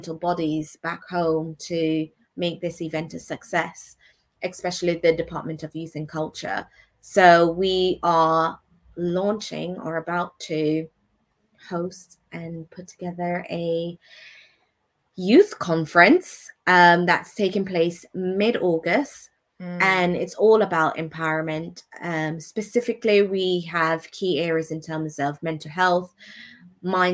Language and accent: English; Anguilla; moved away; I can give back to my home country.